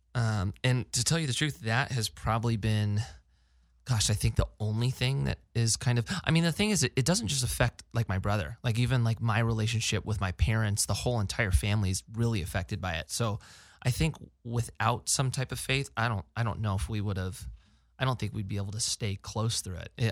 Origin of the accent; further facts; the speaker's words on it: Placerita, California, United States; also born or lived in Newbury Park; so I grew up in Placeagora